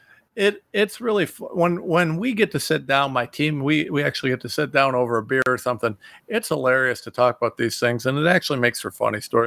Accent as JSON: {"language": "English", "region": "Ohio", "country": "United States", "said": "I'm some guy from Ohio"}